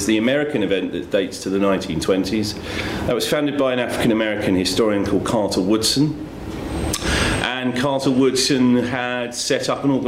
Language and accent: English; Brighton, South East England, United Kingdom; I grew up in Brighton